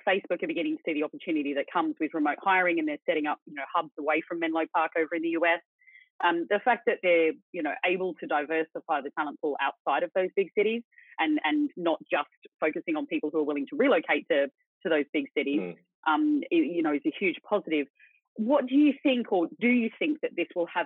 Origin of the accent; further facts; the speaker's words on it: Sydney, New South Wales, Australia; moved away; We're both from Sydney. Neither of us could afford to live there anymore since we left